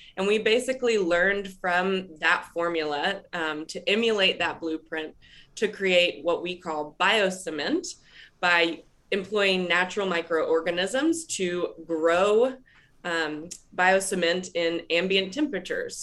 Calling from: Raleigh, North Carolina, United States; I'm calling in from Raleigh, North Carolina

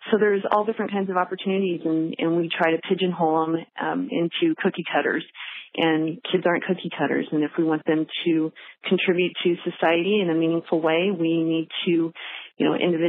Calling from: Arlington, Nebraska, United States; I'm calling from Arlington, Nebraska.

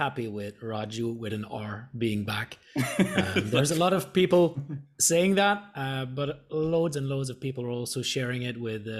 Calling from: Thailand; I'm tuning in from Thailand.

